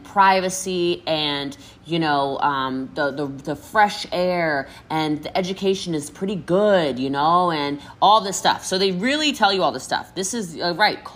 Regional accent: Frederick County, Maryland, United States; moved away; I'm from a really small town. I'm from Frederick County, Maryland

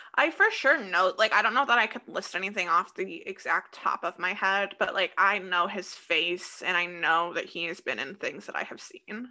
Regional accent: Des Moines, Iowa, United States; accent: Des Moines, Iowa; Midwest; my Des Moines, Iowa accent just really comes

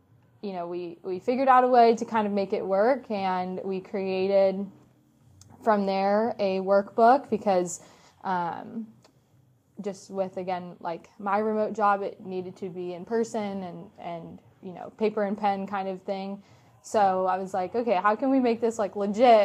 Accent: Orlando, Florida, United States; moved away as an adult; I was from Orlando

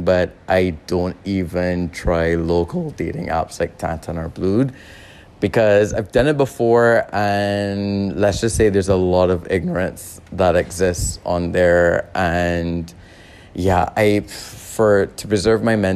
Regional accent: Barbados; moved away as an adult; also born or lived in Xiamen; now in Guangzhou, China; I am from Barbados

